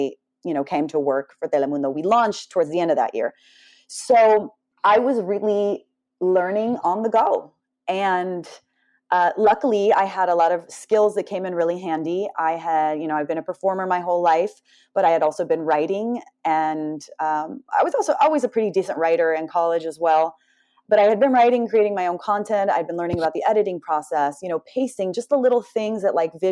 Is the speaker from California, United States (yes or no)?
yes; Southern California, United States; I grew up in Southern California